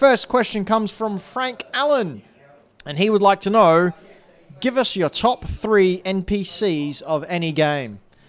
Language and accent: English; Australia; I'm Australian.